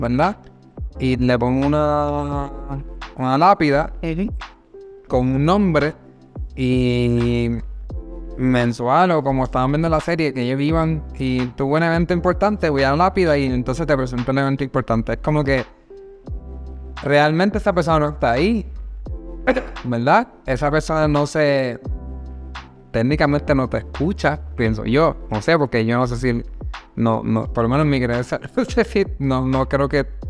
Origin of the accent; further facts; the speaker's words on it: Puerto Rico; moved away; nosotros somos de Puerto Rico, ¿verdad? Originalmente de Puerto Rico